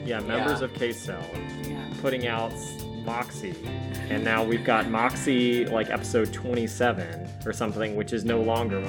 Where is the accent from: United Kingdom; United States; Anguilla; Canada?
United States; the South; He's calling us hicks because we're from the South?